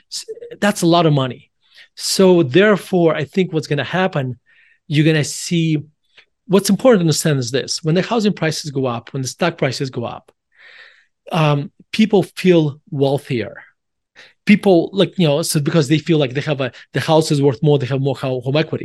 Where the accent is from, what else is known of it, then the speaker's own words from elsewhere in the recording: Russia; now in Denver, United States; I was born in Russia, and I moved, my whole, my, my whole family moved to United States in December nineteen ninety-one.